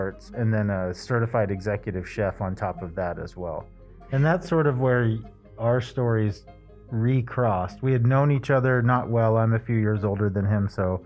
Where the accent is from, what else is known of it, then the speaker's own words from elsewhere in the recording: Lincoln, Nebraska, United States; I was born in Lincoln, son of a fireman and a my mom had an at-home daycare